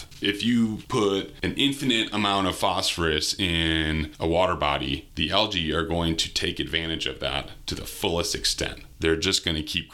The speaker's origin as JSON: {"language": "English", "region": "Wisconsin", "country": "United States", "tie": "born or raised there", "also_born_or_lived": "Moscow, Idaho", "moved": "as an adult", "lives_now": "Liberty Lake, United States", "said": "I grew up in Wisconsin, land of 14,000 lakes, grew up with lakes and rivers all around me."}